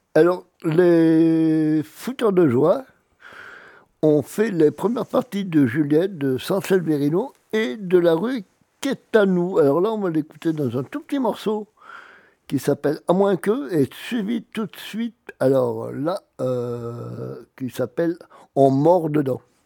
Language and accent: French; Auvergne-Rhône-Alpes, France; moved away; also born or lived in Brittany; je suis né en Auvergne, je suis un peu plus occitan que breton.